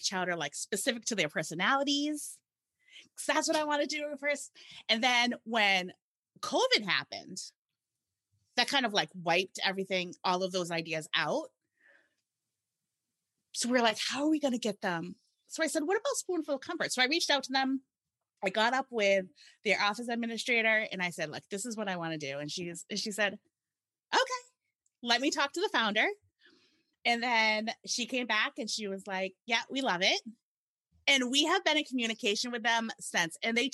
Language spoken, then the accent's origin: English; Massachusetts, United States; Sherilyn and I are from Massachusetts